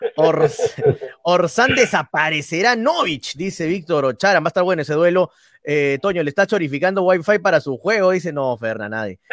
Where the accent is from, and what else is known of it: Peru